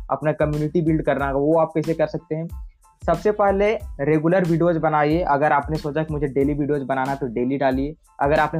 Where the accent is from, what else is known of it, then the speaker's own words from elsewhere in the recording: Bokaro, Jharkhand, India; मैं बोकारो झारखंड से हूँ